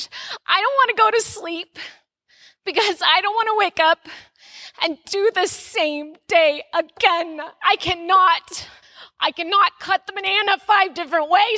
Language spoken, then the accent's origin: English; Texas, United States; moved away as an adult; now in Arizona, United States; I'm a Texan transplant